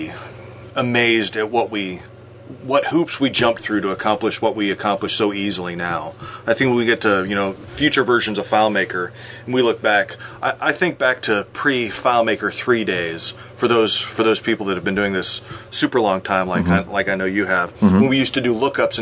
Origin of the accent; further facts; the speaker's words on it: Midwest, United States; I'm from the Midwest